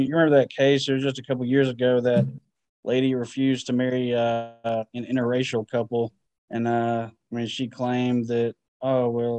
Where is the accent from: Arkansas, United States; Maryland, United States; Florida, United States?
Arkansas, United States; Northeast; now in Mississippi, United States; I grew up in Northeast Arkansas in the Delta, and it was more racist than where I currently live, noticeably more so.